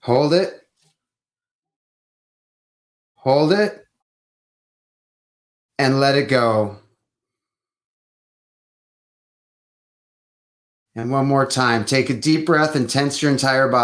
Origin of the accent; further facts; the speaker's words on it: Detroit, Michigan, United States; I'm from Detroit